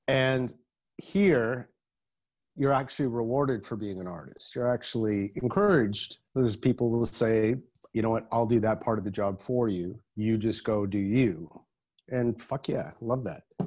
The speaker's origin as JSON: {"language": "English", "town": "Berkeley", "region": "California", "country": "United States", "tie": "born or raised there", "also_born_or_lived": "Los Angeles", "moved": "as an adult", "said": "I was born in Berkeley, uh, a San Francisco Bay Area, and then I lived in in Los Angeles for about eight or nine years. Well, it's interesting. You know, I, I grew up in, in the 1980s in, um, in the Bay Area"}